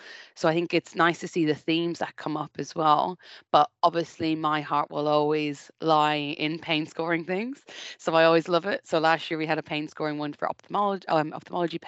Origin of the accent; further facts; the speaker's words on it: Ireland; now in United Kingdom; I'm Irish